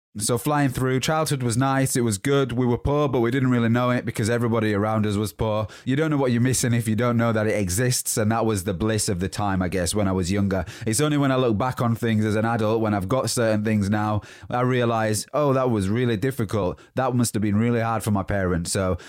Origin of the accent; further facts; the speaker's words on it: Huddersfield, Yorkshire and the Humber, United Kingdom; born there; So, I was born in Huddersfield, West Yorkshire, and that's where the accent comes from. But it's changed a little bit due to the places that I've lived over the past 10, 12, 15 years maybe.